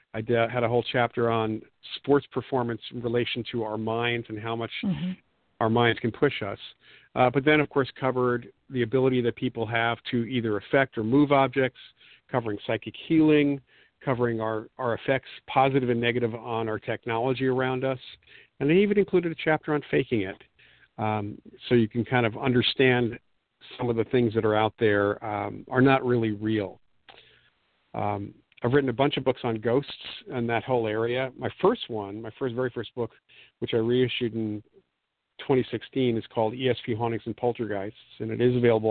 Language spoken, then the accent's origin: English; the New York area, United States; growing up in the New York area was great at the time because I actually, in my high school years, was able to meet and talk with some people